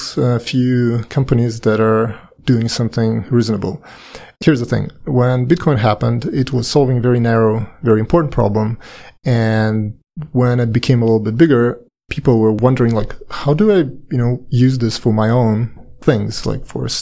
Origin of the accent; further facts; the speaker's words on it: Saint Petersburg, Russia; moved away as an adult; also born or lived in Paris, France; now in United States; I'm Russian. I was born and lived in St. Petersburg for quite a long time. Later, I moved to Paris and lived 8 years in France.